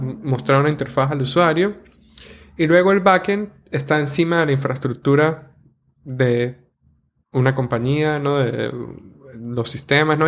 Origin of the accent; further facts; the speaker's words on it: San Cristóbal, Táchira, Venezuela; accent: gocho; moved away; viniendo de ese pueblo tan bonito que es San Cristóbal o ciudad